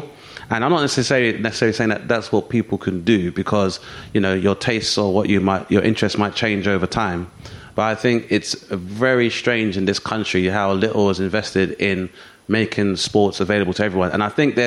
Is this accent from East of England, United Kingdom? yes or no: no; London, United Kingdom; I grew up in Southeast London